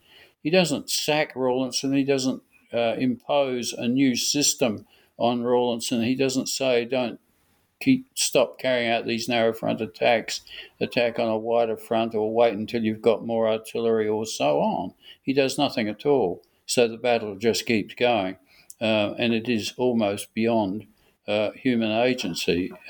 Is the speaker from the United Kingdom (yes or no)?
no; Australia; Some people think I don't approve of Sir Douglas Haig because I'm an Australian.